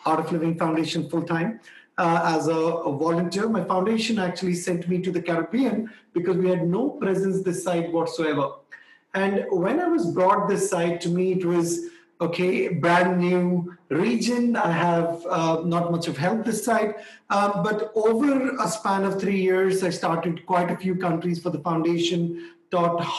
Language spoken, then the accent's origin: English; India; also born or lived in Delhi, India; I was born in India